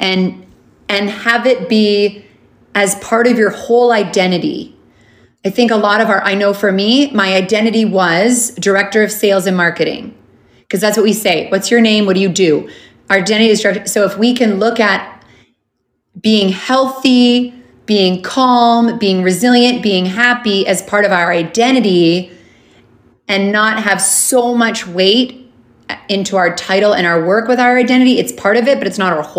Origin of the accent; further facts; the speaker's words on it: Canada; moved away as an adult; also born or lived in Honolulu, Hawaii; I grew up in Canada. I moved to Honolulu, Hawaii